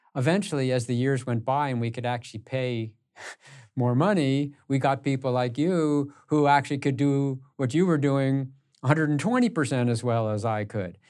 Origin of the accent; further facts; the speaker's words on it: United States; I grew up in the New York and Connecticut area